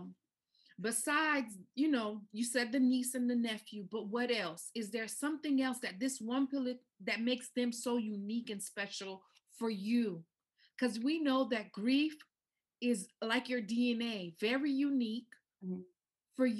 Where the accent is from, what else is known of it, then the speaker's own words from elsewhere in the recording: United States; My family has a Haitian background. I'm from the islands. I was born and raised in the States